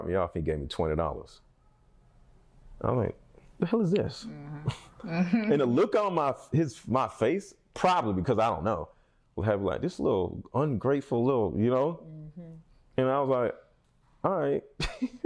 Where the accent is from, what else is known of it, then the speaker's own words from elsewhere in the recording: Philadelphia, Pennsylvania, United States; moved away; I'm from Philly